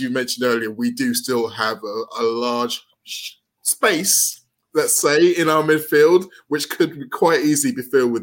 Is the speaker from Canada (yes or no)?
no; England, United Kingdom